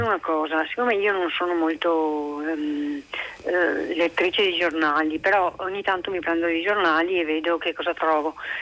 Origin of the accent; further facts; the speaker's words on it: Budapest, Hungary; moved away as an adult; now in Italy; sono nata e cresciuta in Ungheria fino agli anni 70, poi sono venuta in Italia sposandomi